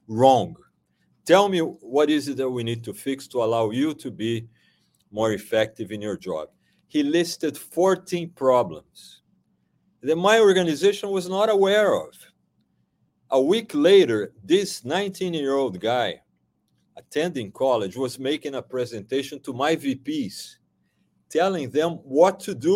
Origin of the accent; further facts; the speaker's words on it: Brazil; moved away; I am originally from Brazil